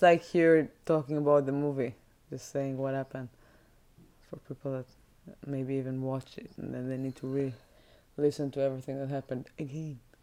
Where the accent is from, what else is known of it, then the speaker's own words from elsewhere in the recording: Israel; moved away; when you're growing in Israel, growing up in Israel